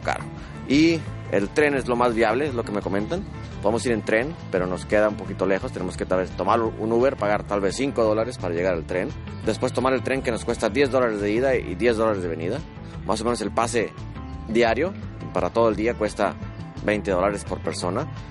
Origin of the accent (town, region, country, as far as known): Mexico